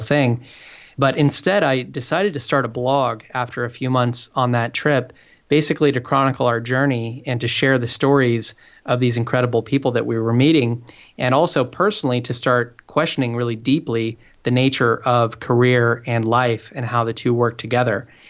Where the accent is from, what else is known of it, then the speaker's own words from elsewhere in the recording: Portland, Oregon, United States; moved away as an adult; now in San Francisco, United States; I'm originally from the Portland, Oregon area